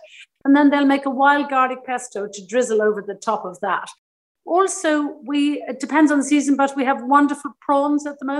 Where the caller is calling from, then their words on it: Ballymaloe, Munster, Ireland; I'm joining you from the south coast of Ireland, east of Cork City, in a place called Ballymaloe. We're right in the middle of a farm and we're very close to the sea.